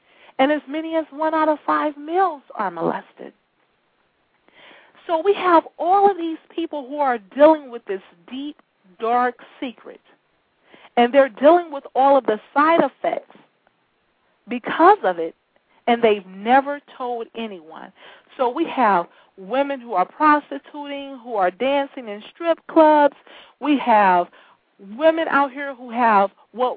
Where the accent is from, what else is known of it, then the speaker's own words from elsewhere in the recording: Detroit, Michigan, United States; I'm from Detroit, and I spend a lot of time in the Detroit high schools.